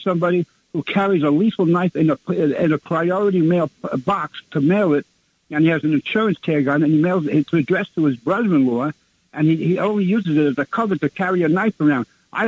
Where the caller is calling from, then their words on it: Brooklyn, New York, United States; … from Brooklyn.